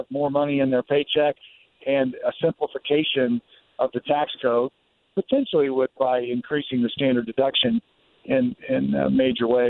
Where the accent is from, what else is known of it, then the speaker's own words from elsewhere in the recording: Greensburg, Indiana, United States; moved away as an adult; also born or lived in Washington, D.C.; I'm a sixth-generation Hoosier. I was raised in Greensburg, Indiana by my single-parent mom